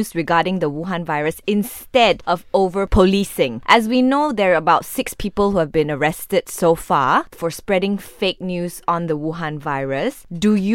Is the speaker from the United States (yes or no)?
no; Malaysia; as a Malaysian and as a mother and as a wife